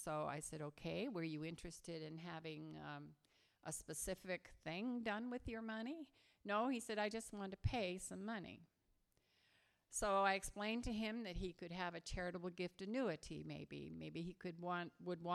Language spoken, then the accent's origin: English; Massachusetts, United States; now in Hawaii, United States; actually I grew up in Massachusetts and New England